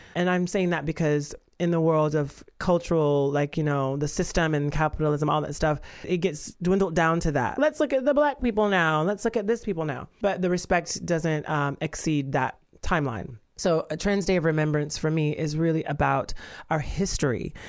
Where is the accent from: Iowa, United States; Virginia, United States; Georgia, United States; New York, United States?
Georgia, United States; I'm from the South and from Georgia